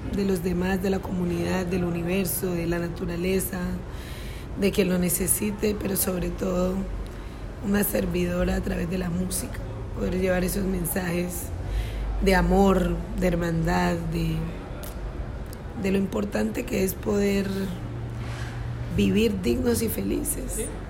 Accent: Timbiquí, Cauca, Colombia; now in Cali, Colombia; yo me crié en Timbiquí

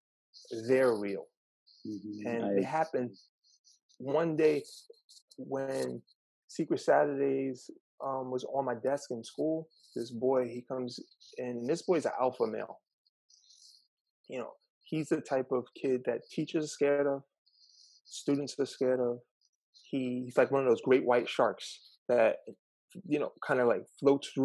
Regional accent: New York City, New York, United States; I decided to return to my hometown to teach

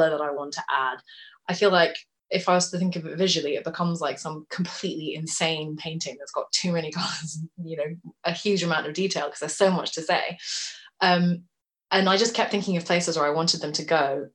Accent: Tokyo, Japan; now in London, United Kingdom; I was brought up in Tokyo. So Tokyo is the first place that I thought of as being home. And I spent my childhood in Tokyo

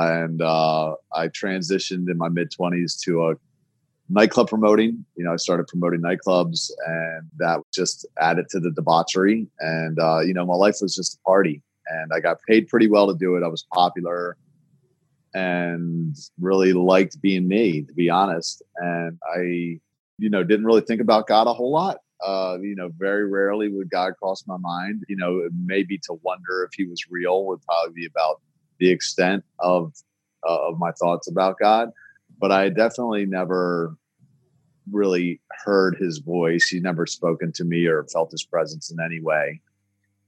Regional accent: Baltimore, Maryland, United States; I was born in Baltimore, born and raised here in Baltimore.

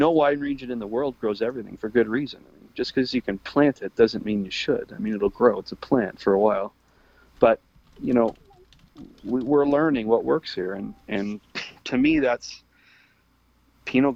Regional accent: Canada; we're Canadian

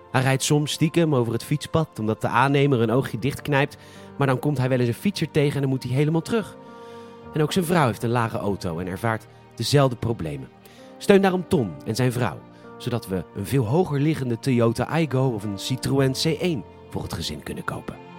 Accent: Netherlands; wij als Nederlanders

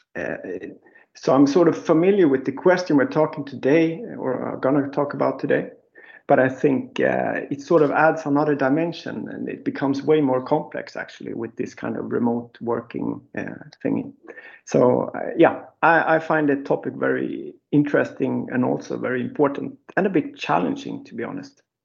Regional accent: Gotland, Sweden; moved away as an adult; now in Stockholm, Sweden; I was born and raised in Gotland, but I living in Stockholm for like 30 years

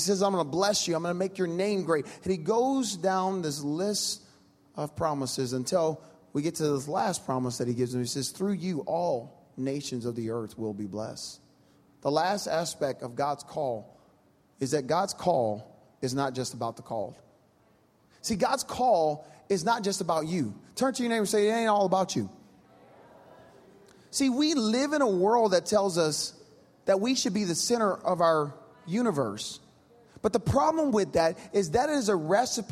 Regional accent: Louisiana, United States; I'm from Louisiana

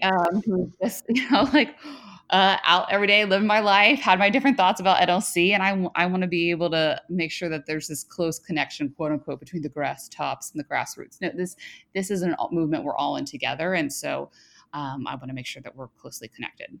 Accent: Cincinnati, Ohio, United States; moved away as an adult; now in Washington, D.C., United States; I grew up in the Midwest, the Queen City

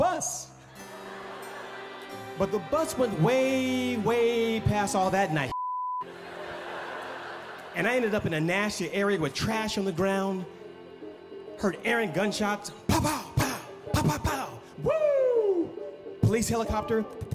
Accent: Oakland, California, United States; also born or lived in Los Angeles, California; I grew up on East 14th in Oakland, California

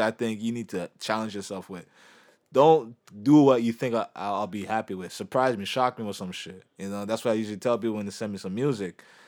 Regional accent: Canada; as a Canadian

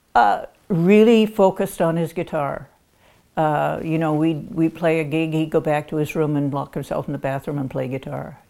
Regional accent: Chatham, Ontario, Canada; I was born and raised in Chatham, Ontario, and I come from a musical family

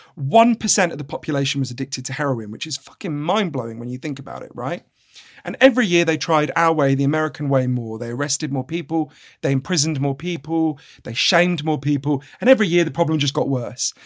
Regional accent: United Kingdom; I'm a British journalist

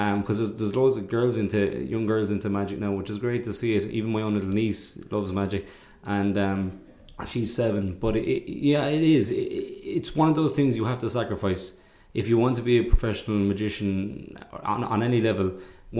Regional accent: Ireland; being Irish

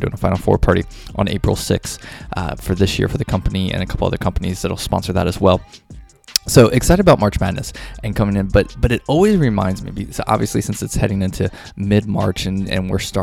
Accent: Kentucky, United States; I grew up in the Midwest in Kentucky, big UK fan

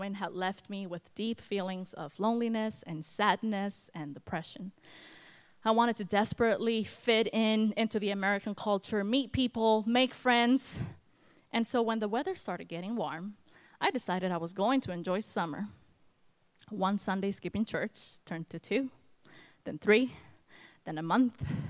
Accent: Guatemala; moved away as an adult; also born or lived in California; now in North Carolina, United States; I was born in California, but raised in Guatemala

